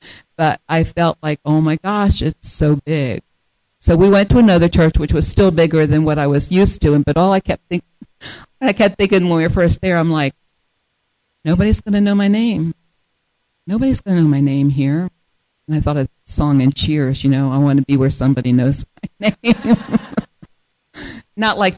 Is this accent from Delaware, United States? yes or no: yes; Delaware, United States; now in Michigan, United States; because we moved to Michigan 8 years ago. I came from Delaware. Delaware has three counties. Michigan has 83.